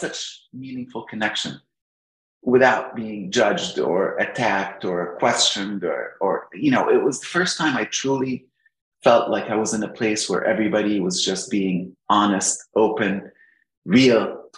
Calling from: Alexandria, Virginia, United States; I'm right at home, Alexandria, Virginia.

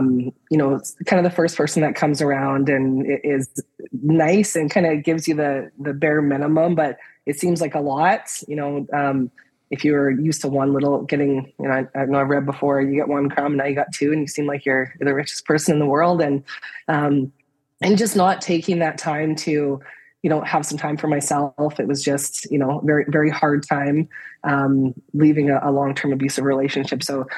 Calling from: British Columbia, Canada; From BC, Canada.

